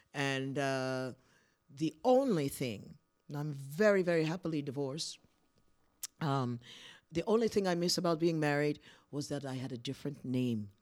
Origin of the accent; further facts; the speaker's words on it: Poughkeepsie, New York, United States; moved away as an adult; now in Prague, Czech Republic; where I grew up in Poughkeepsie, it's a city